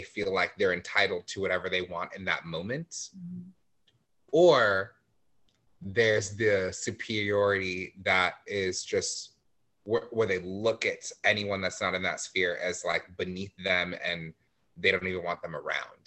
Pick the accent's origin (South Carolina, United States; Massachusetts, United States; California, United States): California, United States; La Mirada; I grew up in La Mirada, so I was surrounded by mostly white people